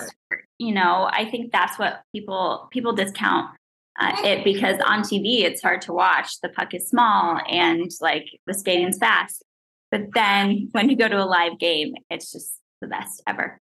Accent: East Coast, United States; I'm from the East Coast

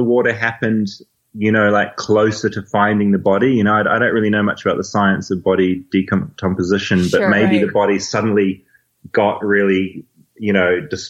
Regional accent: New Zealand; I'm a journalist from New Zealand.

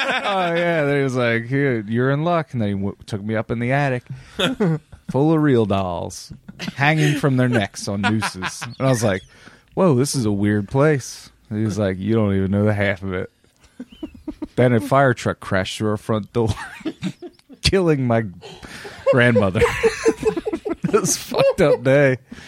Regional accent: New York, United States; I'm from New York. Okay. Capiche.

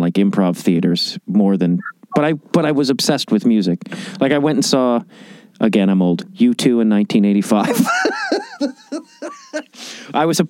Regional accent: outside Chicago, Illinois, United States; I grew up outside Chicago

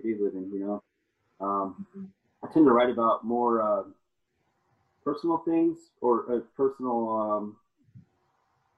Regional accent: Yuma, Arizona, United States; I grew up in Yuma, Arizona, in the United States

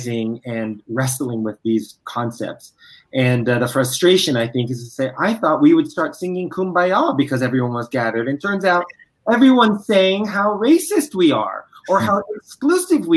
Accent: Virginia, United States; I was born in Virginia

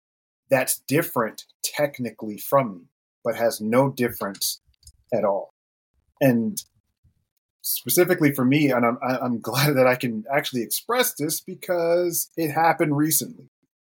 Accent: Germany; born there; And I was born in Germany, so there's a lot of connection there too.

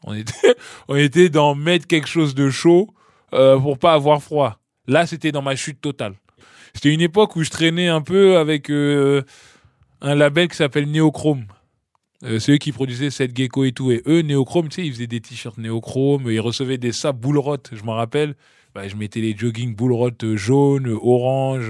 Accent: Ifs, Normandy, France; moved away; also born or lived in Bondy, France / Paris, France; je suis né à Bondy, à l'hôpital Jean Verdier. Et puis, euh, très petit, mes, parents sont partis à Caen, dans un village qui s'appelle If. Donc, j'ai emménagé avec eux à If et tout. Et donc, j'ai vécu mon enfance en Normandie

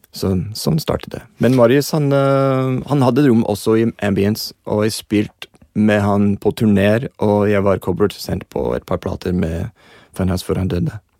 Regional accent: Los Angeles, California, United States; Norwegian is a second language; moved away as an adult; now in Norway; Jeg kommer fra Los Angeles, og det var shorts og t shirt nesten hele året

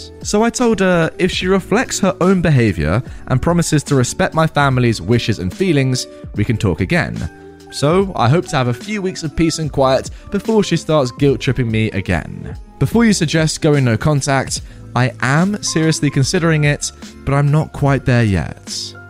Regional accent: Germany; English is a second language; If you haven't guessed by now, I am from Germany and my mum lived in the GDR.

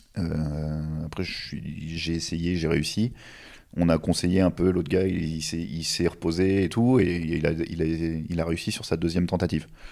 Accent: Normandy, France; je viens de Normandie

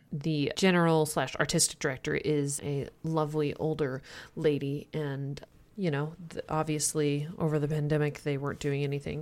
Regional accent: the Midwest, Kansas, United States; moved away; I'm from the Midwest originally

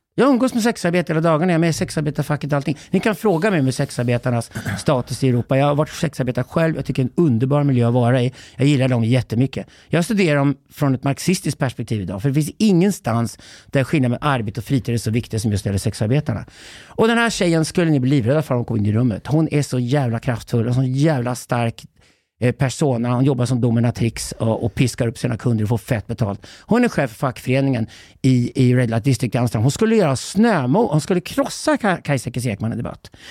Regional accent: Sweden; som svensk man

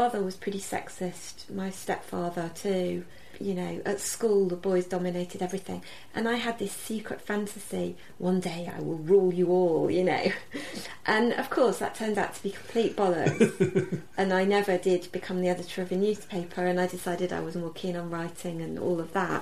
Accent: Sheffield, Yorkshire and the Humber, United Kingdom; growing up in Sheffield, I read the papers.

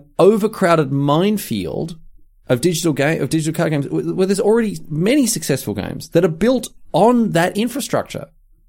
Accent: Australia; I offered $20 Australian because we're Australian.

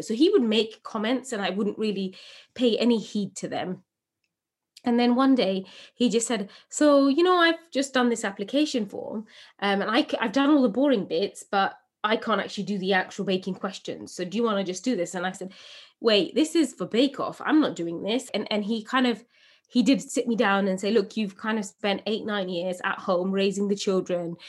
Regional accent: England, United Kingdom; born or raised there

